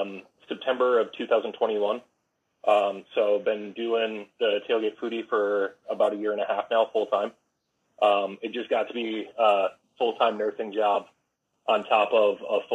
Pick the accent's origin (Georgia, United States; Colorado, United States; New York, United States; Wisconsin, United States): Wisconsin, United States; Darlington; I'm from Darlington originally. So small town, football town